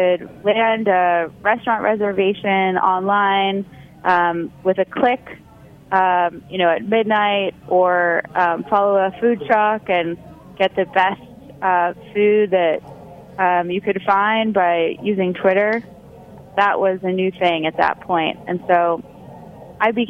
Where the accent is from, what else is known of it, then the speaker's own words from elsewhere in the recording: New York, United States; moved away as an adult; also born or lived in San Francisco; growing up in New York